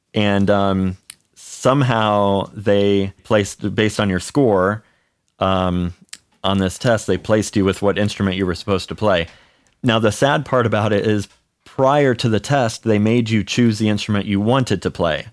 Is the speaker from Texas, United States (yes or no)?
no; Charlotte, North Carolina, United States; also born or lived in Cleveland, Ohio; half of my life I grew up in Cleveland, and then the other half I grew up in, uh, Charlotte, North Carolina